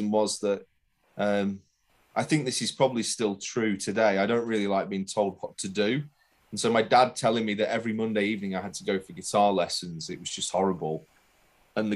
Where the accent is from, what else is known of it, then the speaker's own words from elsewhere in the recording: Burnley, North West England, United Kingdom; moved away as an adult; also born or lived in Leicester; now in London, United Kingdom; I was born in Leicester, but I didn't live in Leicester for very long. I moved to Burnley when I was 5 and lived in Burnley until I was 22